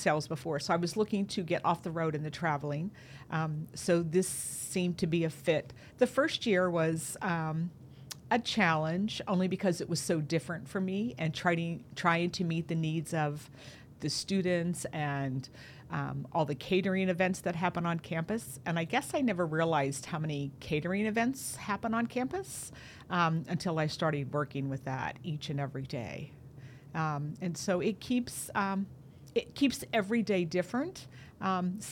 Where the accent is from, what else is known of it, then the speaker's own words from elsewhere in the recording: DuBois, Pennsylvania, United States; also born or lived in California; Moved here when I was in third grade, so this has kind of been home for me